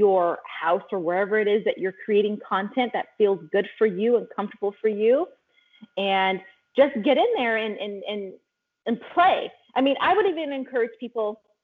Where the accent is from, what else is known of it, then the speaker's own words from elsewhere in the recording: California, United States; I grew up in California, Northern California, then Central California, then moved to Southern California